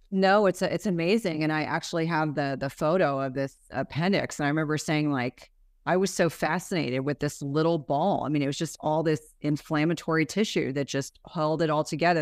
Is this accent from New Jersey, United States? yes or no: yes; New Jersey, United States; I grew up in New Jersey